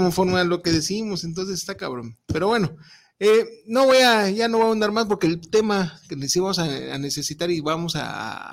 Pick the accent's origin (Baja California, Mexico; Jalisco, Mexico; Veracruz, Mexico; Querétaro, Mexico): Jalisco, Mexico; somos jaliscienses